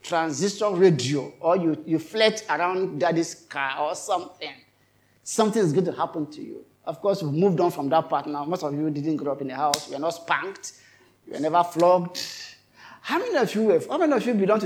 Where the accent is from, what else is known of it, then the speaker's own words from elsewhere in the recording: Kogi, Nigeria; we are all from Kogi State